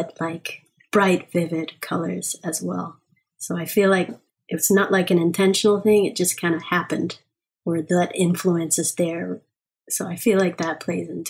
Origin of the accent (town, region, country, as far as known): Miami Beach, Florida, United States; born or raised there; also born or lived in Jamaica